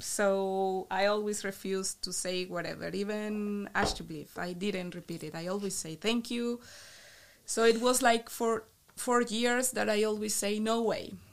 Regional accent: Bucaramanga, Santander, Colombia; English is a second language; moved away as an adult; also born or lived in Nijmegen, Netherlands / Maastricht, Netherlands; now in Eindhoven, Netherlands; in my city, I'm from Bucaramanga, a little city in the northeast

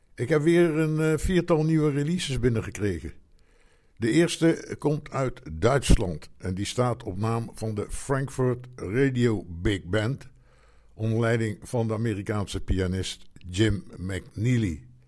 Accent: Netherlands; als Nederlander

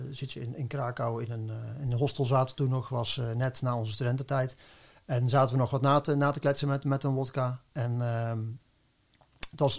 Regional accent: North Brabant, Netherlands; Nou, om, te, beginnen ben ik Brabander. Eh, geboren, niet helemaal getogen, maar inmiddels wel ruim tien jaar wonend in Den Bosch.

